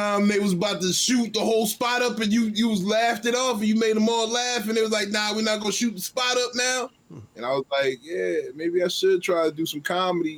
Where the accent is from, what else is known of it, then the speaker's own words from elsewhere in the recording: Newark, New Jersey, United States; also born or lived in Virginia (757 area); now in Virginia, United States; I'm originally from New Jersey, North New Jersey